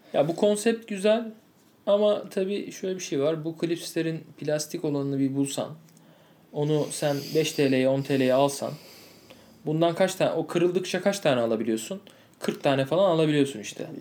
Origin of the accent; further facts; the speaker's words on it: Turkey; ben Türk'üm